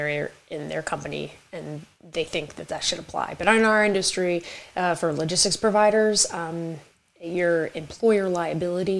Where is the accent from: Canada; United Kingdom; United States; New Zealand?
United States; New York; I am a New Yorker, so I speak very quick.